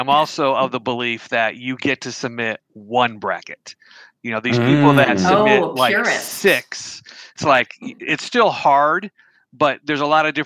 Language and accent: English; Western New York, United States; now in Boise, United States; I grew up in Western New York